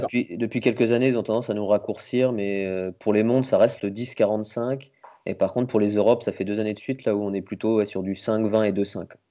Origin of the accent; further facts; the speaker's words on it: Nancy, Grand Est, France; also born or lived in Metz; je suis né à Nancy, mais j'habitais la banlieue à côté, j'habitais à Froire